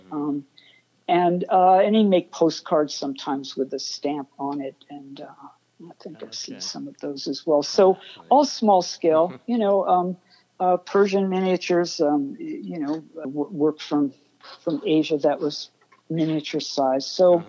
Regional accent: Nassau County, New York, United States; also born or lived in Brooklyn, New York / Manhattan, New York; I was born in Brooklyn. I lived there 3 years. Okay. My folks moved out to Nassau County, maybe 25 miles away from Manhattan. But, you know, I moved back into Pratt when I was 19 and kind of never left, never really went back home again after that.

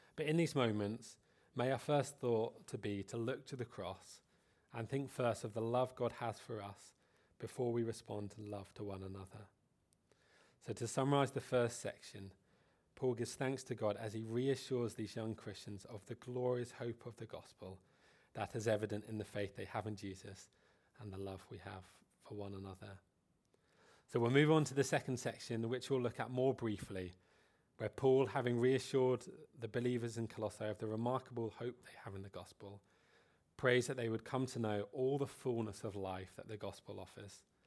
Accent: United Kingdom; Being British

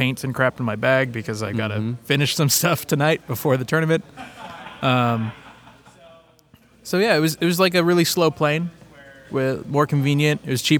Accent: Rancho Cucamonga, California, United States; moved away as an adult; now in Rexburg, United States; now I live in Rexburg. I'm originally from Southern California.

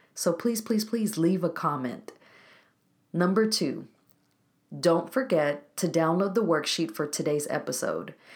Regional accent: Waco, Texas, United States; Waco, Texas, my hometown

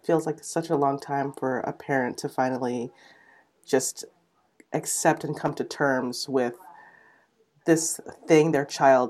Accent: Cochranville, Pennsylvania, United States; I grew up in Cochranville, Pennsylvania. So it's basically just Amish country.

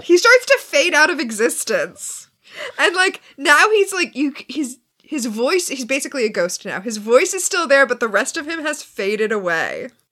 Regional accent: Florida, United States; I'm from Florida.

